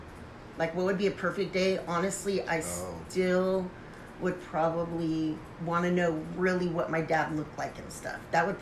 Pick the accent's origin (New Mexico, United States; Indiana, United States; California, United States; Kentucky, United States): California, United States; San Jose; I was born in San Jose, Santa Clara. Santa Clara, San Jose.